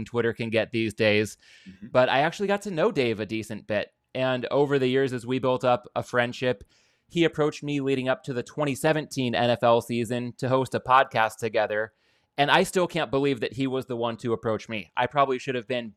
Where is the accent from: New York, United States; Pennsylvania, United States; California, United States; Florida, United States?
California, United States; Southern; I'm born and raised in Southern California